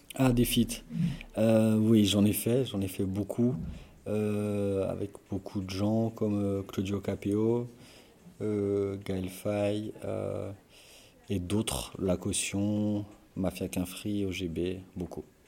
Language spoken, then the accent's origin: French; Belfort, Bourgogne-Franche-Comté, France; je suis de Belfort.